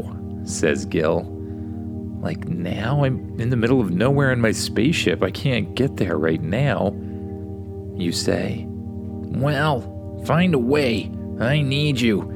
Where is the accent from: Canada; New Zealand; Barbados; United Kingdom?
Canada; my home country, Canada